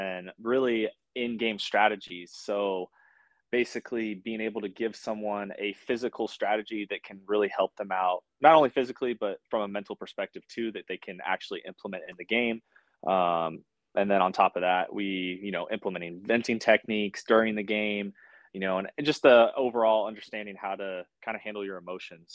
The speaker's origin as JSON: {"language": "English", "town": "Sherwood", "region": "Oregon", "country": "United States", "tie": "born or raised there"}